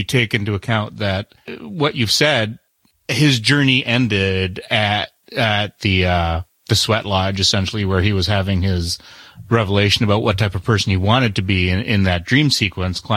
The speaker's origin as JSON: {"language": "English", "country": "Canada", "moved": "yes", "said": "I'm a Canadian billionaire"}